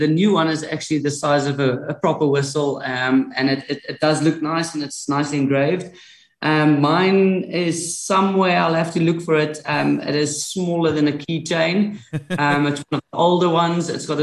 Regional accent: Sasolburg, Free State, South Africa; I'm from Sasselburg

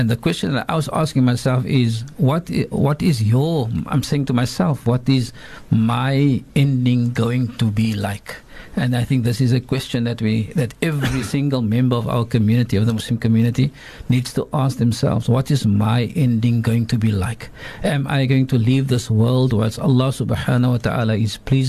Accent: South Africa; as a South African

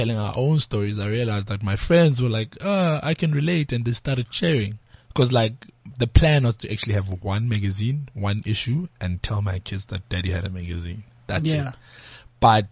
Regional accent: Johannesburg, Gauteng, South Africa; I'm actually from Alex

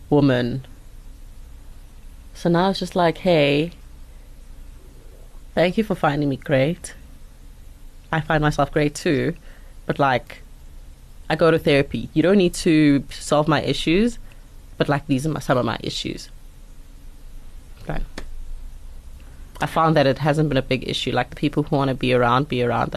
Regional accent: Mpumalanga, South Africa; I grew up in Mpumalanga

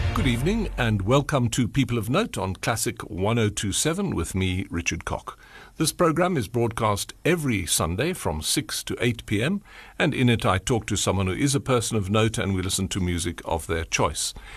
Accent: Port Elizabeth, Eastern Cape, South Africa; I'm from the Eastern Cape, from P

